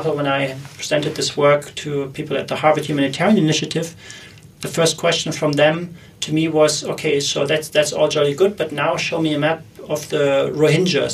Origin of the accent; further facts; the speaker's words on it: Germany; moved away; I'm originally from Germany